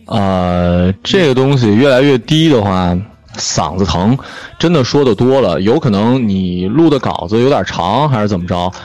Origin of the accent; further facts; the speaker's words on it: China; 我们内地人认为的台湾腔